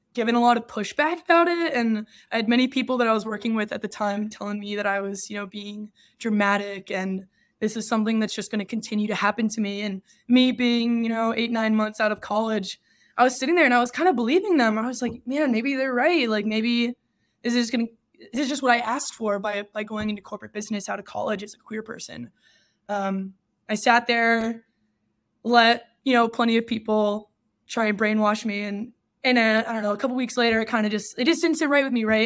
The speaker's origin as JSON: {"language": "English", "region": "Texas", "country": "United States", "tie": "born or raised there", "also_born_or_lived": "Michigan", "moved": "as an adult", "lives_now": "San Francisco, United States", "said": "I grew up in Texas, and I spent twenty-two years there"}